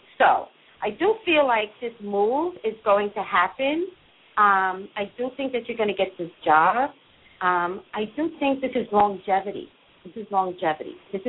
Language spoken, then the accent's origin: English; Montclair, New Jersey, United States; also born or lived in Staten Island; I come from Montclair, New Jersey.